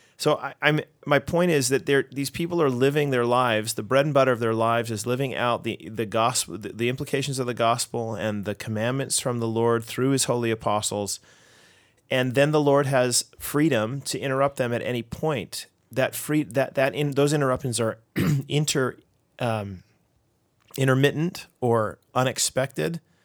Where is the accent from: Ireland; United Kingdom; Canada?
Canada; we're Canadian